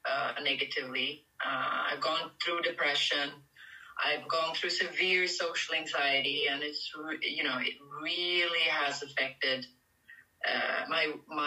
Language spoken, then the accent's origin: English; Sweden; moved away as an adult; now in Paris, France; But I'm originally from Sweden, and most of my life I lived in Sweden